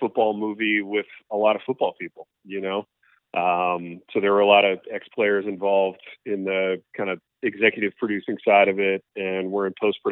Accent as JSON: {"language": "English", "region": "Indiana", "country": "United States", "tie": "born or raised there", "also_born_or_lived": "Michigan", "moved": "yes", "said": "I actually grew up in Indiana and then later moved to Michigan"}